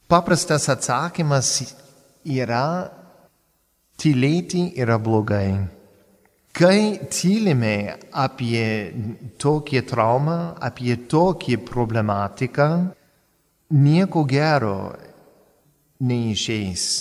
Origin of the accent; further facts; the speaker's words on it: United States; first language English; Lithuanian is a second language; now in Palendriai, Lithuania; nesu lietuvis, esu amerikietis ir kalbėti lietuviškai tai gražiai, bet gana sudėtinga.